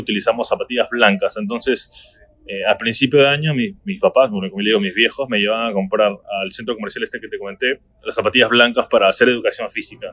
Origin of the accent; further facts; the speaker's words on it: Trujillo, La Libertad, Peru; moved away as an adult; also born or lived in New Jersey, United States; now in Miami, United States; yo soy del norte de Perú, soy una ciudad que se llama Trujillo, cerca de la playa